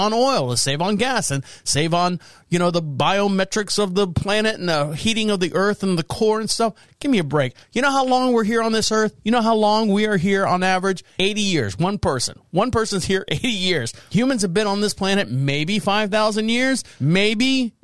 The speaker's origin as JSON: {"language": "English", "town": "Orlando", "region": "Florida", "country": "United States", "tie": "born or raised there", "moved": "as an adult", "lives_now": "North Carolina, United States", "said": "I'm from Florida, born and raised in Orlando"}